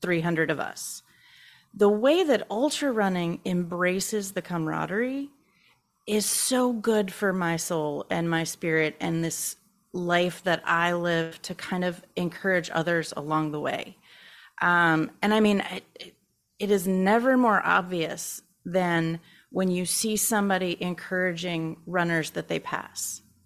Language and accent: English; Baton Rouge, Louisiana, United States; I am from Baton Rouge, Louisiana